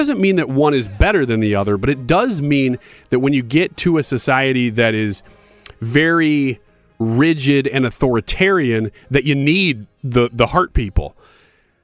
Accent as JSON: {"language": "English", "region": "Illinois", "country": "United States", "said": "I'm from Illinois, even though I broadcast here in St. Louis. I live in Illinois"}